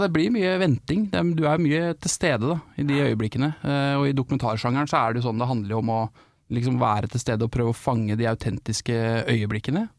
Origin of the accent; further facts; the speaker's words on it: Vestfold, Norway; jeg er jo fra Vestfold.